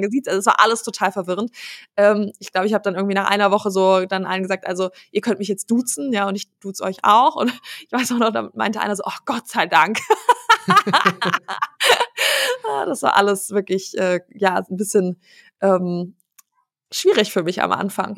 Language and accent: German; Wiesbaden, Hesse, Germany; also born or lived in Aachen / Dinslaken; ich bin geboren in Aachen, dann haben mhm. wir eine Zeit in Dienstlaken gewohnt und ähm, als ich acht war, sind wir nach Wiesbaden gezogen